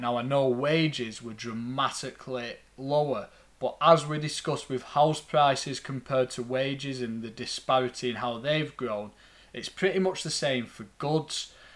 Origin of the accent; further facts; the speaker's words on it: Lancashire, North West England, United Kingdom; accent: thick Lancastrian; my thick Lancastrian accent